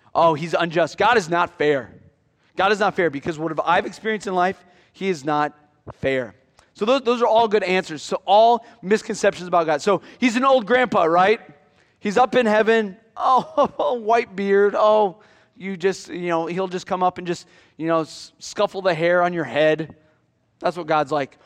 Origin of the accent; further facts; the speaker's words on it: near Iowa City, United States; growing up near Iowa City